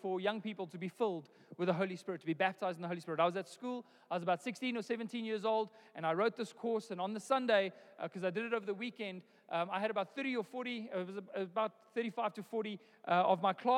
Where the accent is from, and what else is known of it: South Africa; born or raised there